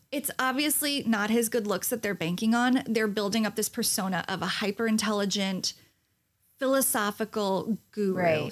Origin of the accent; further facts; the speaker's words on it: New York, United States; I'm a New Yorker